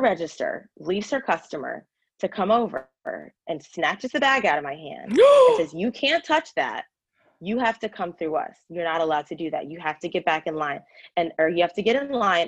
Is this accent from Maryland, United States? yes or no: yes; Frederick, Maryland, United States; moved away as an adult; also born or lived in Washington, District of Columbia, United States; I hurried and moved back home to my hometown of Frederick, Maryland